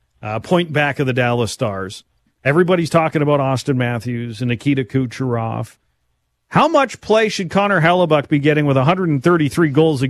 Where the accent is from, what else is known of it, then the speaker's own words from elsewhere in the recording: Winnipeg, Manitoba, Canada; from Winnipeg, Manitoba.